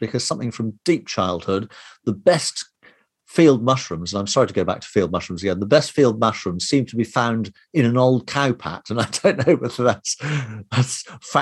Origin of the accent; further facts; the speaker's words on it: Somerset, South West England, United Kingdom; I grew up in Somerset